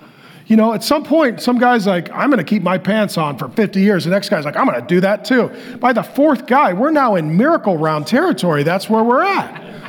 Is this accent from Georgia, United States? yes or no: no; Seattle, Washington, United States; also born or lived in North Dakota; now in Arizona, United States; And so I was born in North Dakota. My dad moved to Seattle for construction. He was a drywaller. So we moved. I moved my family to Arizona.